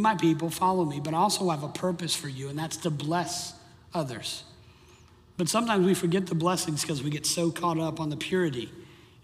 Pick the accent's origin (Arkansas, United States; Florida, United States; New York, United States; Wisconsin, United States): Florida, United States; Miami; The high school I grew up in Miami, there were 28 public schools in Miami